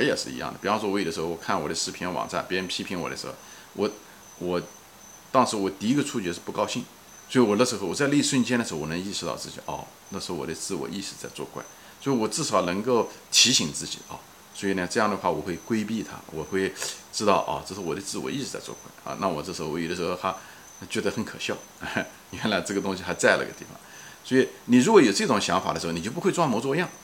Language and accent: Chinese; China; 我们中文人，特别是中文人